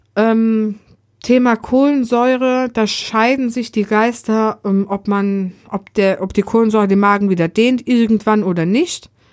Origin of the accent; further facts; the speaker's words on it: Germany; ich als Deutscher